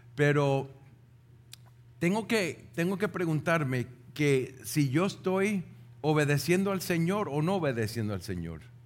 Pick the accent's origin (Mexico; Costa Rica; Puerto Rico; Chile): Puerto Rico; nosotros como puertorriqueños